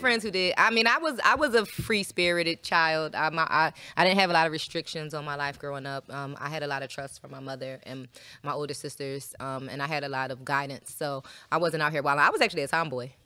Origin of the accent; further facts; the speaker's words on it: Philadelphia, Pennsylvania, United States; now in Atlanta, United States; I'm from Philly